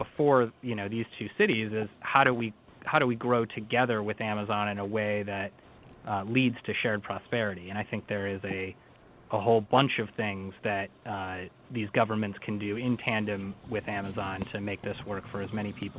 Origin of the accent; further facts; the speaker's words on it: St. Paul, Minnesota, United States; So I should say that Minnesota is actually my home state. I grew up in St. Paul.